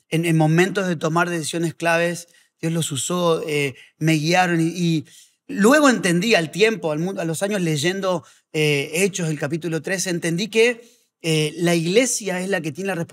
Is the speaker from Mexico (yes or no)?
no; Azul, Buenos Aires Province, Argentina; born there; Yo nací en Azul, provincia de Buenos Aires.